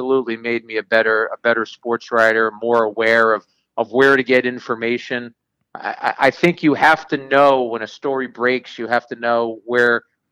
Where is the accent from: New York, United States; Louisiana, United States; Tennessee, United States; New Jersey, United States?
New Jersey, United States; Jersey City; As a kid growing up in Jersey City